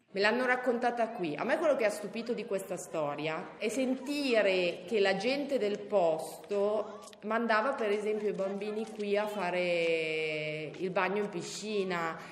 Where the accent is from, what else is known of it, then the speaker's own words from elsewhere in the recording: Milan, Lombardy, Italy; moved away as an adult; now in Campolongo Maggiore, Italy; io vengo da una città che è più grande, che è Milano